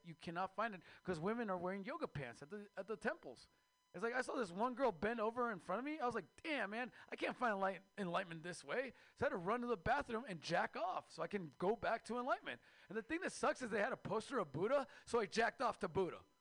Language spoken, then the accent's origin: English; Mexico; now in United States; I am Mexican from Mexico